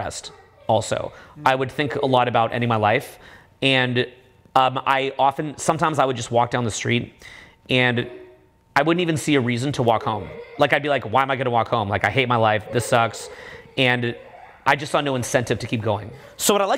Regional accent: Canada; I'm from Canada, I got into one of the best schools in my country

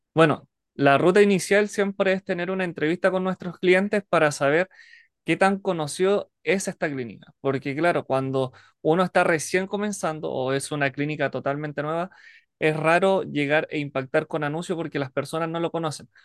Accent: Alto Hospicio, Tarapacá, Chile; soy de Chile, específicamente la ciudad de Alto Hospicio, Iquique.

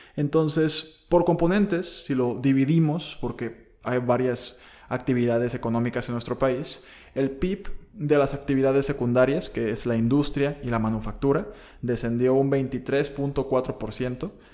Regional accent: Mexico; nuestra economía como mexicanos

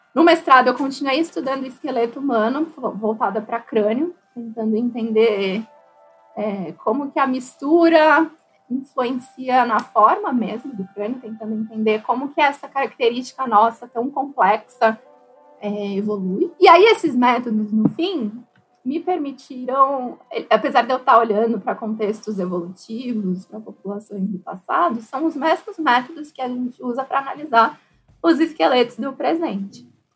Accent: São Paulo, Brazil; Se eu, que vim de São Paulo, já ficava impactada

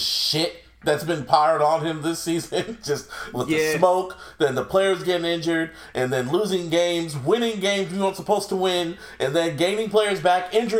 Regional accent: Santa Clara, California, United States; I was born in Santa Clara, though.

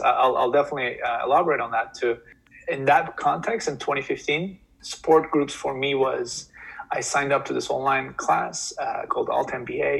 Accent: Turkey; moved away as an adult; also born or lived in New York; now in United States; I moved to US from Turkey uh, when I was 18.

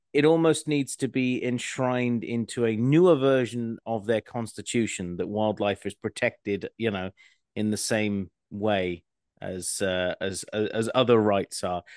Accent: Scotland, United Kingdom; I'm Scottish

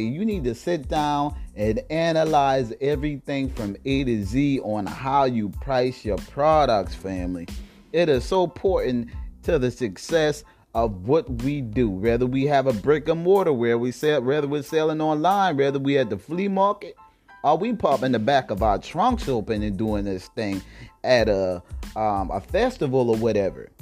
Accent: South Carolina, United States; South Carolina, my home state

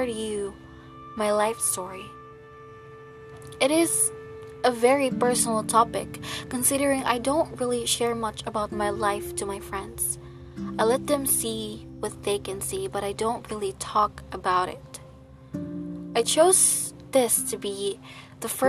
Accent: Philippines; I come from the Philippines, where I work as a real estate sales representative

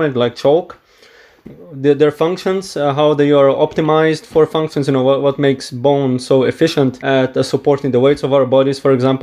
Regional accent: Brazil; now in Edinburgh, United Kingdom; I am originally from Brazil

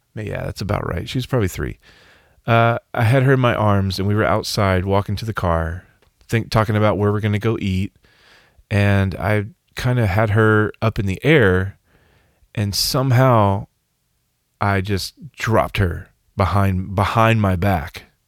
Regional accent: Arkansas, United States; I'm from Arkansas?

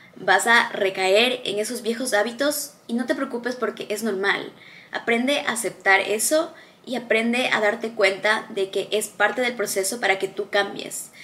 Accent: Ecuador; moved away as an adult; now in Dubai, United Arab Emirates; Yo crecí en un país en Latinoamérica, se llama Ecuador.

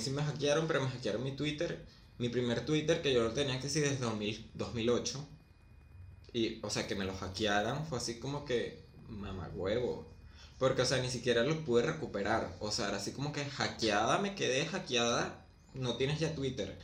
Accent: Venezuela; moved away as an adult; now in Argentina; salí de Venezuela

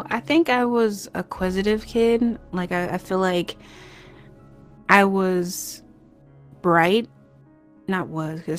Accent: Crown Point, Indiana, United States; also born or lived in Cleveland, Ohio / Dayton, Ohio / Illinois; Yeah, so I was born in Cleveland, Ohio. Um, a couple months old, we moved to Dayton, and then I think when I was like a year or so, we moved to Crown Point, Indiana.

